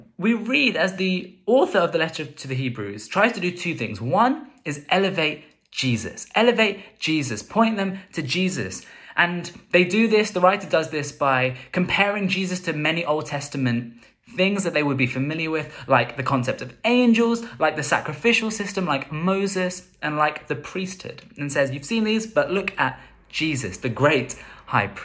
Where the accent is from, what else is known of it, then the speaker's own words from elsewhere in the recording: London, United Kingdom; growing up in London